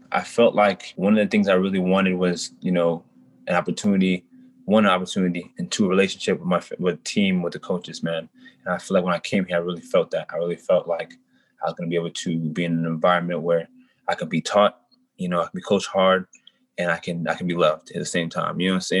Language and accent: English; Denver, Colorado, United States; also born or lived in North Carolina; Yes, sir. I'm from Colorado, the Denver area. I've moved around a lot growing up. So I lived in North Carolina for years, but I'm mostly from Denver.